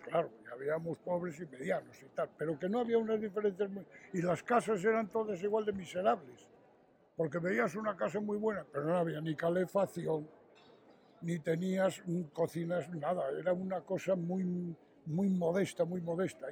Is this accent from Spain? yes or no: yes; Astorga, Castile and León, Spain; Yo nací aquí en Astorga, nací en la calle Conde Altamira, que es donde teníamos nosotros el taller